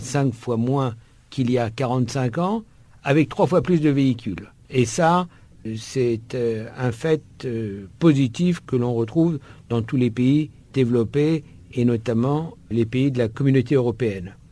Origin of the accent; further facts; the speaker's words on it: France; je suis français